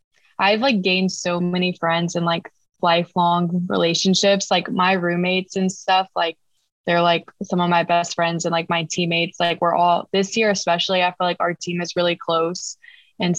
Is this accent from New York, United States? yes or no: no; Locust Grove, Georgia, United States; moved away as an adult; now in Atlanta, United States; I'm from Locust Grove, Georgia. I'm currently a junior here at Georgia State